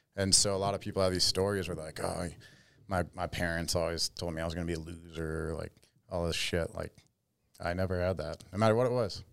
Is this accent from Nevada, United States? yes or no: yes; Las Vegas, Nevada, United States; moved away as an adult; also born or lived in Florida; born and raised in Vegas